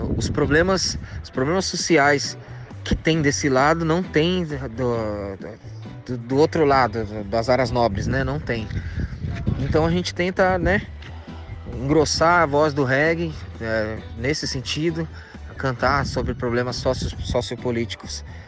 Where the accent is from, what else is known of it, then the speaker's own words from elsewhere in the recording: São Paulo, Brazil; somos aqui do Fundão, Zona Leste, né? A gente é do gueto